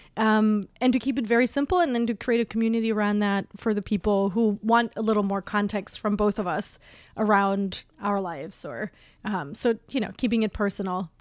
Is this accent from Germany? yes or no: yes; Germany; also born or lived in West Coast, United States; now in New York, United States; I was on the West Coast for a long time, and I'm originally from Germany